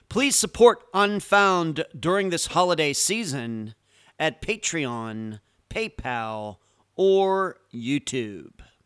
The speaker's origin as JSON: {"language": "English", "country": "United States", "also_born_or_lived": "Clearwater Beach, Florida", "said": "I am an American. I live in Clearwater Beach, Florida."}